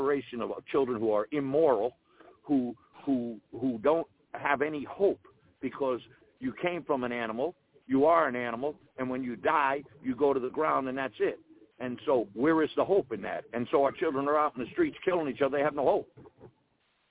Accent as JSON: {"language": "English", "country": "United States", "said": "we as American people who are hardworking"}